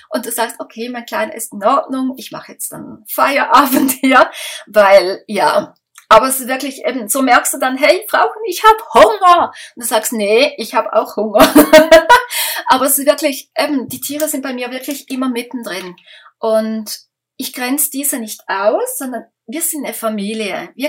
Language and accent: German; Switzerland; da kommen wir aus der Schweiz